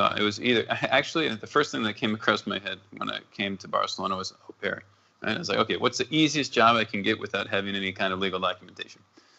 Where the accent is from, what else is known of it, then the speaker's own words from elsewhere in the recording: Minnesota, United States; born there; also born or lived in North Dakota / Texas / New Mexico / Arizona; I was born in Minnesota, then was in North Dakota, and then back to Minnesota because my mother wanted to have my brother in the same hospital.